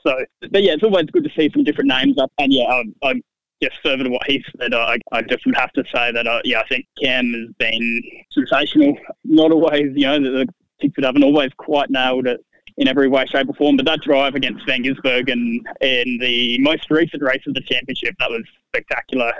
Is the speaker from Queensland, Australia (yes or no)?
yes; Gold Coast, Queensland, Australia; my hometown on the Gold Coast